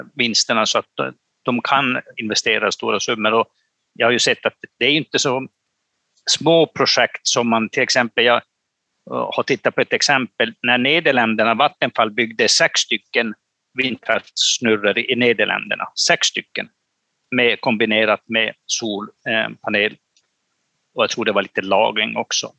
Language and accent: Swedish; Pajala, Norrbotten County, Sweden; i min hemkommun i Pajala